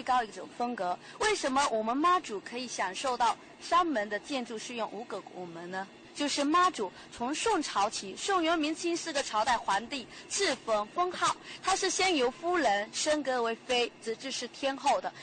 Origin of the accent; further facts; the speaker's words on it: Putian, Fujian, China; 我们所讲的就是莆田话嘛